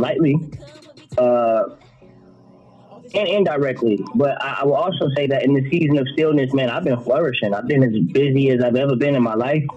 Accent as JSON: {"language": "English", "region": "Florida", "country": "United States", "said": "I'm from Florida"}